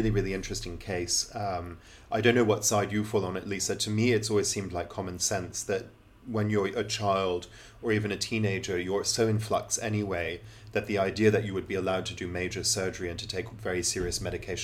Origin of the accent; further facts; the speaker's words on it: England, United Kingdom; accent: very English; gone to school and grown up in England